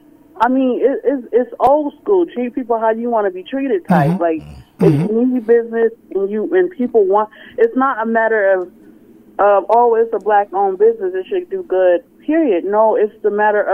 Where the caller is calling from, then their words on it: Kansas City, Missouri, United States; I'm calling from Kansas City, Missouri